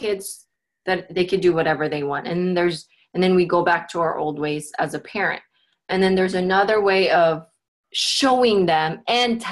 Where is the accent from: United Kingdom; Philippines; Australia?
Philippines; now in Portland, United States; I grew up in the Philippines.